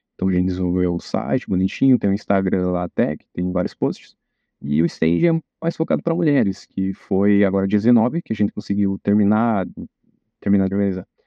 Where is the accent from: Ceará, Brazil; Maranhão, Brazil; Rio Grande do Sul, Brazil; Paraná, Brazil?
Paraná, Brazil; Rebouças; moved away as an adult; now in Pato Branco, Brazil; Eu vim de Rebouças, que é uma cidade do interior que pouca gente conhece